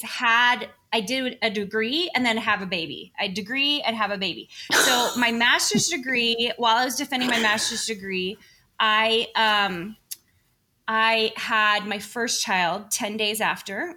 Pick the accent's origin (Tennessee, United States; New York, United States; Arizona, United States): Tennessee, United States; now in Sandy, United States; I was raised in Tennessee, oldest of six kids